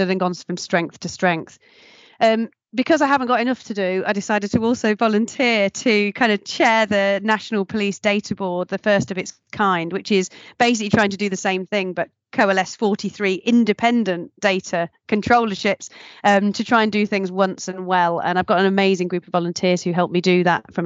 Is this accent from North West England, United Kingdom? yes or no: no; Nottingham, East Midlands, United Kingdom; moved away; I'm originally from Nottingham